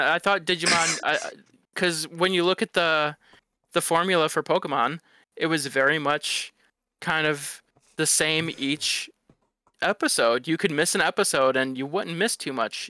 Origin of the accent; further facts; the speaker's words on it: Detroit, Michigan, United States; I grew up in Detroit